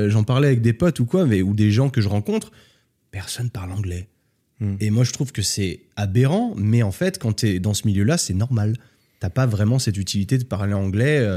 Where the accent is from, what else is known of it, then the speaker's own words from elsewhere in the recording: Switzerland; moi je viens de Suisse, culture suisse